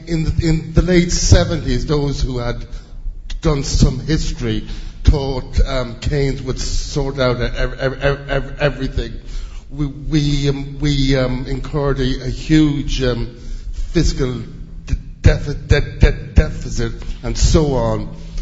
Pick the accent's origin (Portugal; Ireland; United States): Ireland; moved away as an adult; now in United Kingdom; I'm Irish, but I've been living over here for 25 years